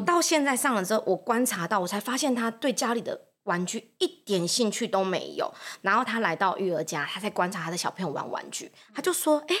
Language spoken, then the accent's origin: Chinese; Taoyuan, Taiwan; moved away as an adult; now in Zhunan, Taiwan; 我是桃园人